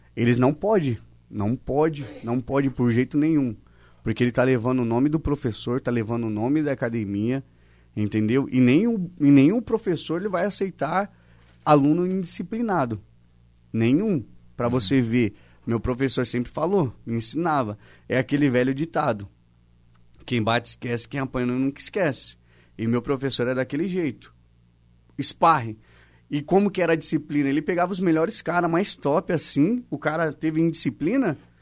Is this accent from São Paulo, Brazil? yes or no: yes; São Paulo, Brazil; moved away; also born or lived in Argentina; sou natural de São Paulo, mas comecei aqui. É, eu morei morei sete anos na Argentina